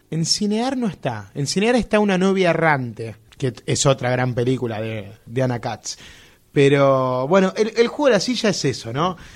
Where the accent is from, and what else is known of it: Argentina